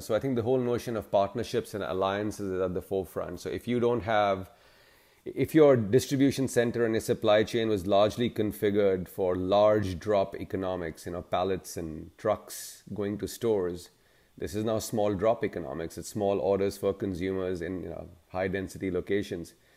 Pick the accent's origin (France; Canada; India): India; now in Chicago, United States; I'm originally from India, but have, uh, made my professional home in the U S.